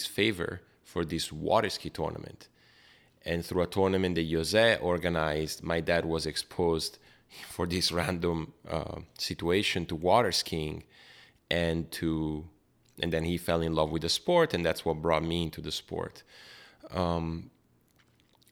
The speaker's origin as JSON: {"language": "English", "town": "Brescia", "region": "Lombardy", "country": "Italy", "tie": "born or raised there", "said": "I was growing up in Brescia"}